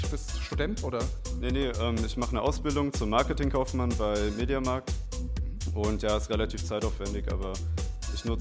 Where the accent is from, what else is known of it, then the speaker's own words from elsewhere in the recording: Gründau, Hesse, Germany; ich ähm, komme aus Gründau und mache jetzt seit circa einem Jahr ähm, bin ich DJ, hobbymäßig